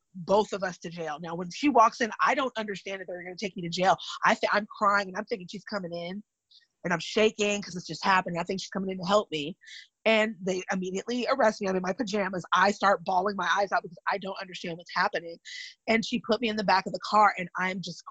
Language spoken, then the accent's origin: English; California, United States; I'm from California and my grandparents were mixed race